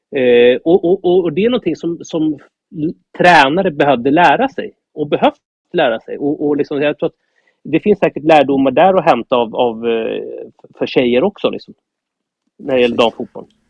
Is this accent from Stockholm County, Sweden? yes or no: yes; Norrtälje, Stockholm County, Sweden; Jag är uppvuxen i Norrtälje.